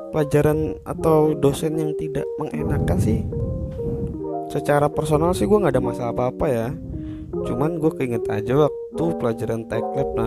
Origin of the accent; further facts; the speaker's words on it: Purworejo, Central Java, Indonesia; gara-gara gue orang Purworejo